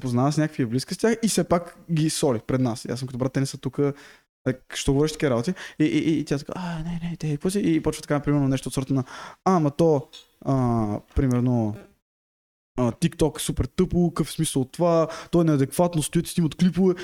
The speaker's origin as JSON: {"language": "Bulgarian", "country": "Bulgaria", "moved": "yes", "said": "аз от България"}